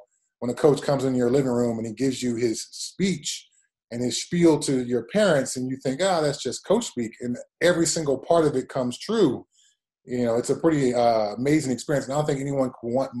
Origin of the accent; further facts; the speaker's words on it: Pasadena, California, United States; moved away as an adult; now in Highlands Ranch, United States; I grew up in Southern California on the foothills of the mountains in the Pasadena area.